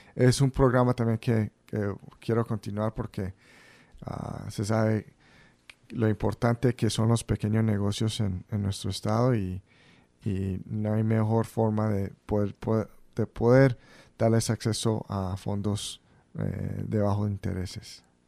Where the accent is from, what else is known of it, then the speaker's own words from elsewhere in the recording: Central Falls, Rhode Island, United States; nacimos yo y mis otros dos hermanos en Central Falls crecimos en Central Falls